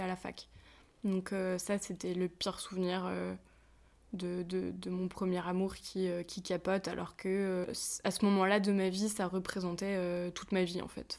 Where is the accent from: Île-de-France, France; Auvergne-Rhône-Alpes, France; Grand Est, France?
Auvergne-Rhône-Alpes, France; a small mountain village near Annecy; j'ai grandi perdu, perdu, perdu dans les montagnes, euh, dans une toute petite, dans un tout petit village